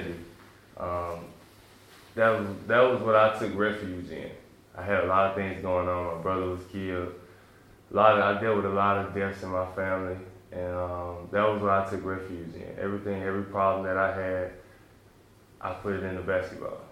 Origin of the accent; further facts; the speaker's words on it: Memphis, Tennessee, United States; also born or lived in New York City; me and my family, we moved to Memphis, Tennessee